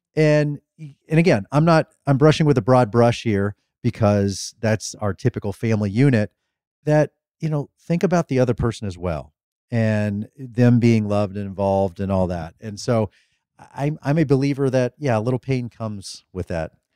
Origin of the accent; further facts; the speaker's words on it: Midwest, United States; we grew up in the Midwest